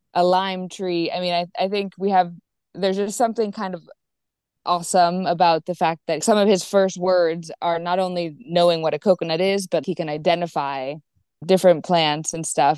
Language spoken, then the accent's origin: English; Virginia, United States; moved away as an adult; now in Olon, Ecuador; I'm from Virginia